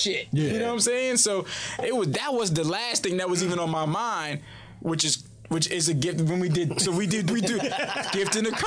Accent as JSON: {"language": "English", "town": "New Orleans", "region": "Louisiana", "country": "United States", "tie": "born or raised there", "said": "I'm from Third Ward, New Orleans. I'm from a crazy area in New Orleans. But my mother and them sent me to a private school"}